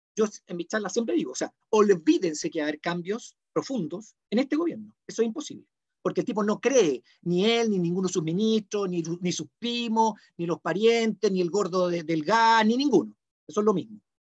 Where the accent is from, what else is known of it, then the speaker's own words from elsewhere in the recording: Chile; así somos los chilenos